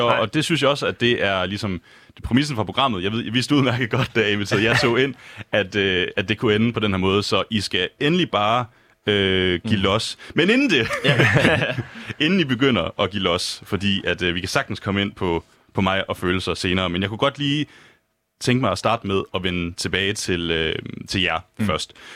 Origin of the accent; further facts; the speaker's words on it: Lemvig, Central Denmark Region, Denmark; now in Copenhagen, Denmark; jeg kommer selv fra Lemvi, som jo øh, midt- og øh, Vestjylland